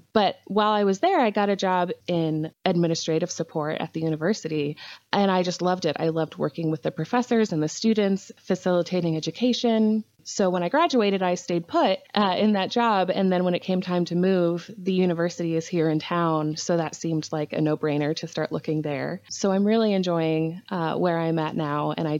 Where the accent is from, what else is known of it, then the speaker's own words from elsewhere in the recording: Maryland, United States; now in Illinois, United States; Well, I'm currently in Central Illinois, which is where I am originally from, but I grew up on the East Coast in Maryland, been there for most of my adult life as well.